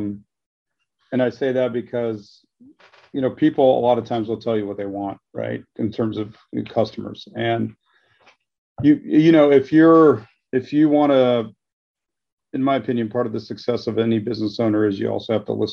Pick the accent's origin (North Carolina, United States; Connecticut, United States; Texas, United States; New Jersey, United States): Texas, United States; Dallas; moved away as an adult; now in Houston, United States; I grew up in Dallas and I moved down here